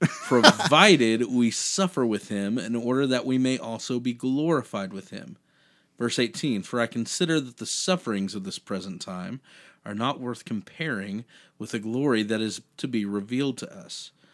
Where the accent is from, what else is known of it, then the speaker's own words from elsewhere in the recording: United States; being an American, being born in this country